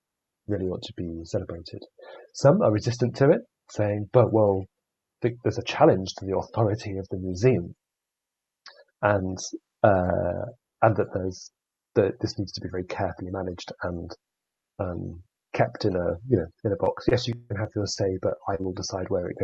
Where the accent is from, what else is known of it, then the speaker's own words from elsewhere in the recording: United Kingdom; we're British